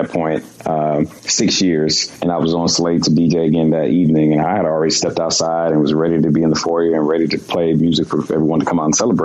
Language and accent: English; Baltimore, Maryland, United States; now in Los Angeles, United States; my hometown of Baltimore